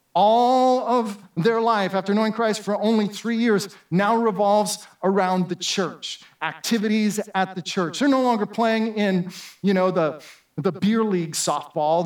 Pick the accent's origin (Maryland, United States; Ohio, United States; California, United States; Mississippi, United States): California, United States; Southern; moved away; also born or lived in New Jersey / Florida; as a kid growing up in Southern California